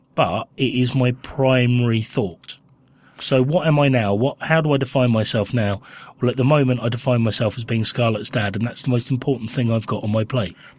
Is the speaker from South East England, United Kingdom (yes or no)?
yes; Winchester, South East England, United Kingdom; moved away; I grew up in Winchester